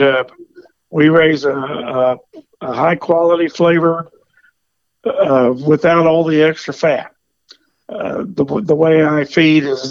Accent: Kansas City, United States; I'm actually from Kansas City. I grew up born and raised in Kansas City

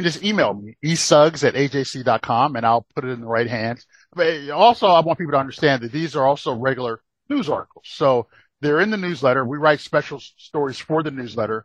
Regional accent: Rocky Mount, North Carolina, United States; also born or lived in Brooklyn, New York; now in Atlanta, United States; growing up in Brooklyn and growing up in, growing up in giant Brooklyn, New York, and then moving to tiny Rocky Mountain, North Carolina.

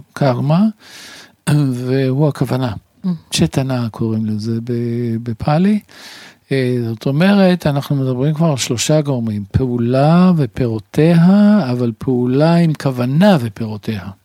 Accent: Tel Aviv, Tel Aviv District, Israel; שנולדתי ב... קרוב לרחוב סלמה

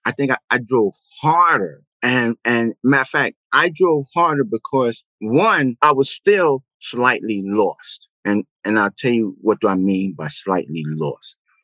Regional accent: New York City, New York, United States; I was born and raised in Brooklyn, New York, Bed-Stuy

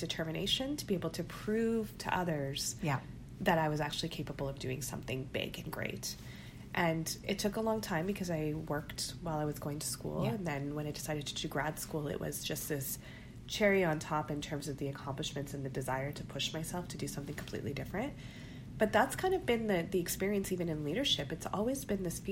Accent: Canada; being Pakistani, being Muslim, being first generation Canadian.

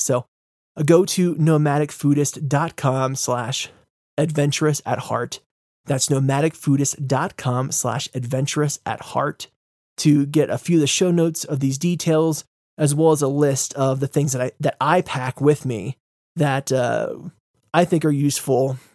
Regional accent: United States; I'm American

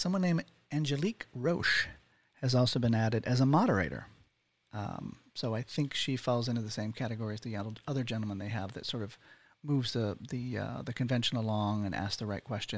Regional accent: New England, United States; I'm from New England. We don't hug a lot

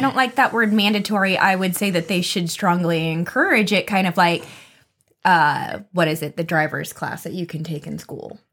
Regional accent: United States; I'm, I'm American, I was born in the U S.

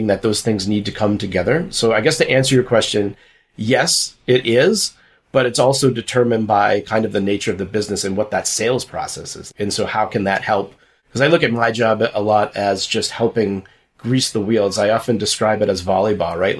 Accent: Massachusetts, United States; moved away; also born or lived in New York; I'm originally from Massachusetts

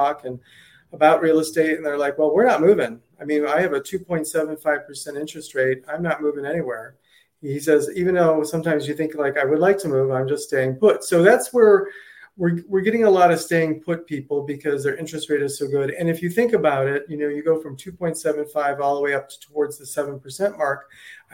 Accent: Ohio, United States; now in Naples, United States; I'm originally from Ohio

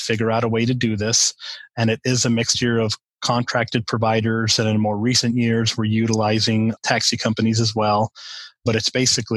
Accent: El Paso, Texas, United States; I grew up in El Paso, Texas, right on the border with Mexico and New Mexico and far West Texas

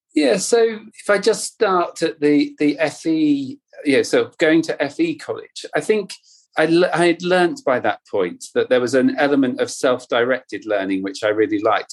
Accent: North Cornwall, South West England, United Kingdom; I grew up in Cornwall, in North Cornwall by the sea

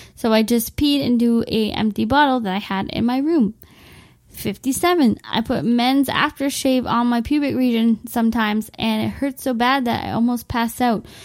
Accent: Windsor, Ontario, Canada; my hometown of Windsor, Ontario

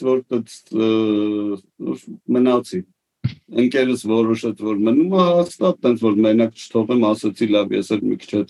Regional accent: Yerevan, Armenia; also born or lived in Etchmiadzin; մեծացել եմ Երևանում

